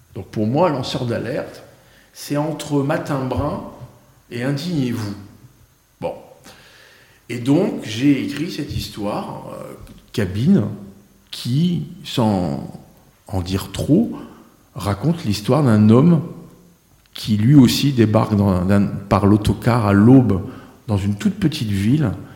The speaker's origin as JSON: {"language": "French", "area": "the North", "region": "Hauts-de-France", "country": "France", "also_born_or_lived": "Marseille / Saint-Émilion", "moved": "as an adult", "lives_now": "Pau, France", "said": "Je suis du Nord parce que ma famille maternelle est originaire du Nord, parce que j'ai vécu 33 ans"}